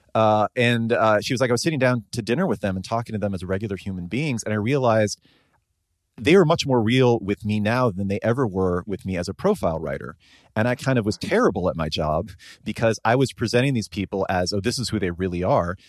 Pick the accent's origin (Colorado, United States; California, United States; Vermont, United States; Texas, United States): California, United States; Bay Area; someone growing up in the Bay Area